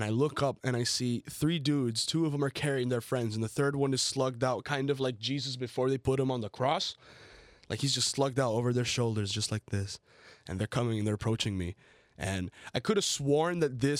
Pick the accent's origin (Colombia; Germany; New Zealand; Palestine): Colombia; also born or lived in United States; I grew up part of my life in the United States. Obviously, then I grew up in Colombia